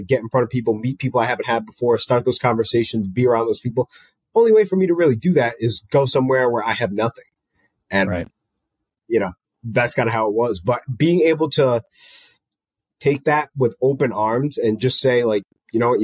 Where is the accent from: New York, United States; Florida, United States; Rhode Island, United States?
Rhode Island, United States; moved away as an adult; now in Tampa, United States; I went to college, like in my hometown, basically. I went to Bryant University, which is in Smithfield, Rhode Island